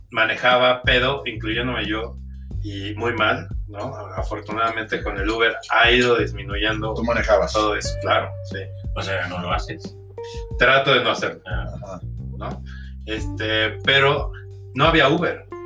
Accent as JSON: {"language": "Spanish", "region": "Veracruz", "country": "Mexico", "said": "yo llegué de Veracruz y yo ya escuchaba reggaetón desde morro"}